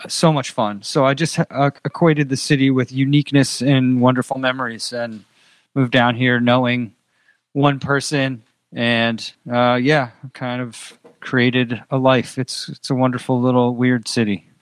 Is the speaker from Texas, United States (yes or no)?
no; Andover, Massachusetts, United States; moved away as an adult; also born or lived in Pennsylvania / Los Angeles / Boston; now in New Orleans, United States; I grew up in Andover, which is twenty miles north of Boston